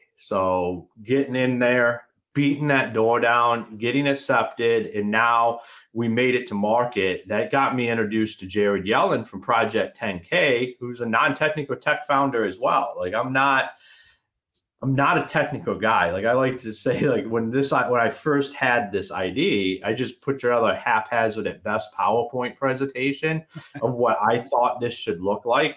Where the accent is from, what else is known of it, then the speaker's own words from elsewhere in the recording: Akron, Ohio, United States; moved away as an adult; now in Michigan, United States; I'm originally from Akron, Ohio. I left. I I left Akron, Ohio